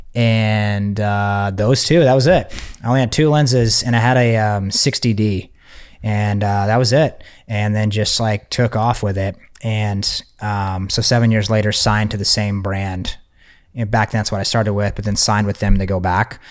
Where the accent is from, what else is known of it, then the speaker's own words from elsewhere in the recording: Texas, United States; I'm from Texas.